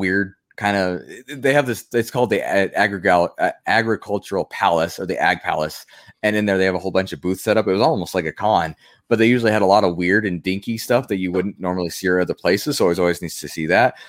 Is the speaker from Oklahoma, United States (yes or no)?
no; Pueblo, Colorado, United States; The state fair for Colorado is in my hometown.